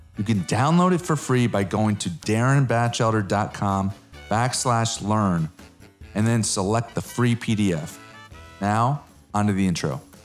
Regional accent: Connecticut, United States; moved away as an adult; now in Dallas, United States; I'm an East Coast guy from Connecticut

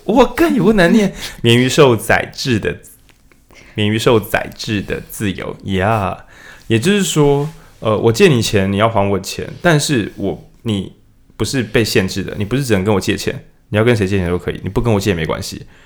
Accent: Changhua County, Taiwan; moved away; 我以前我是彰化人

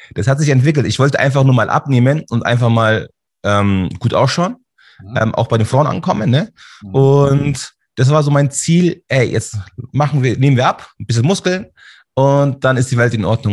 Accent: Munich, Bavaria, Germany; Also ich bin hier in München geboren, Schwabing. Ah, ich bin sozusagen ein türkischer Bayer.

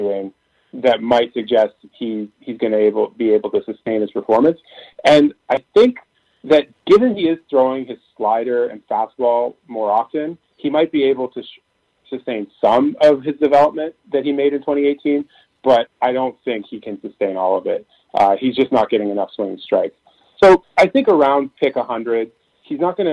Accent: Canada; I'm a Canadian

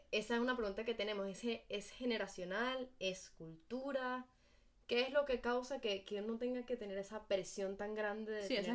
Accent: Venezuela; now in United States

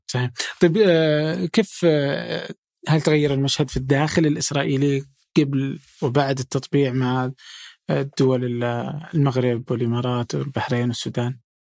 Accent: Saudi Arabia; انا الان سعودي وفي السعوديه

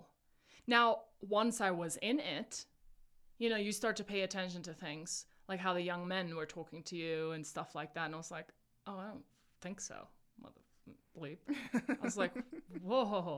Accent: South Africa; moved away; I was born and raised in South Africa

